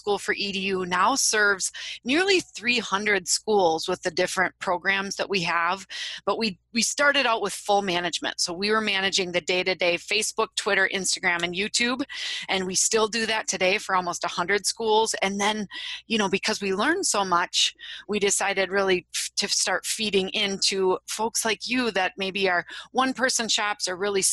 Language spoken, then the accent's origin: English; Wisconsin, United States; I am from Wisconsin. You might be able to tell that from my accent